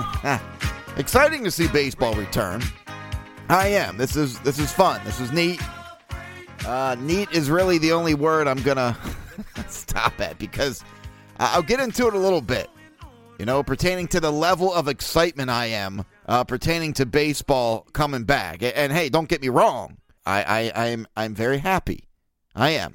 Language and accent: English; Baltimore, Maryland, United States; born and raised in Baltimore